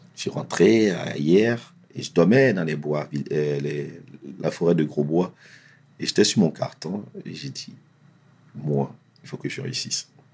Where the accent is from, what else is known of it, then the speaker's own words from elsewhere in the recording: Essonne, Île-de-France, France; also born or lived in Abidjan, Côte d'Ivoire; j'ai grandi dans l'Essonne, 91, le collège et tout ça